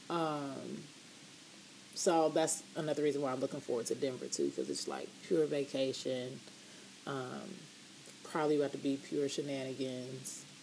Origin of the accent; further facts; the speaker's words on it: Canada; And, you know, we're all from Canada. Like, we grew up in Canada, but our parents are not from here.